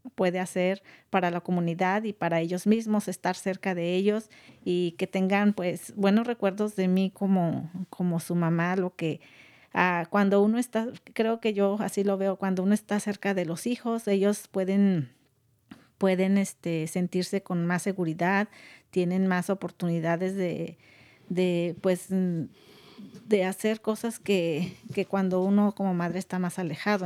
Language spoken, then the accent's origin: Spanish; Guanajuato, Mexico; now in California, United States; yo soy originaria de un pueblo muy pequeño de Guanajuato, México